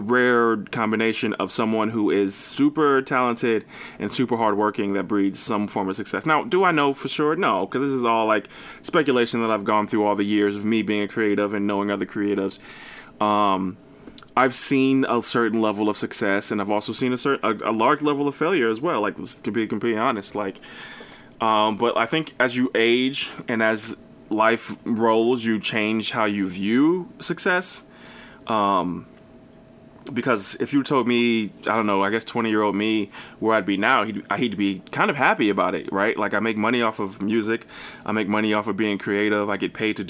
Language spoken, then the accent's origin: English; New Jersey, United States; I'm from New Jersey